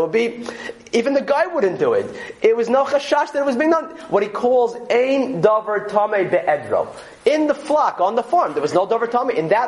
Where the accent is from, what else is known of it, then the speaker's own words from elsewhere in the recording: New York City, New York, United States; I grew up in Borough Park, I understand that our house was a farm